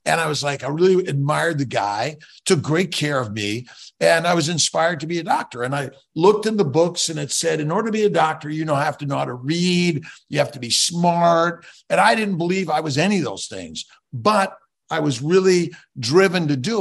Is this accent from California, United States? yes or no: yes; Los Angeles, California, United States; born and raised in Los Angeles